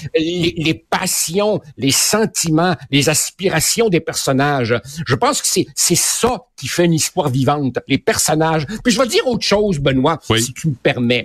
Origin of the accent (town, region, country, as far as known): Quebec, Canada; born or raised there; also born or lived in Uruguay